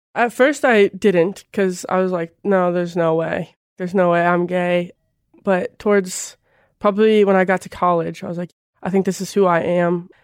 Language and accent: English; North Missouri, United States; I grew up in a really small town in North Missouri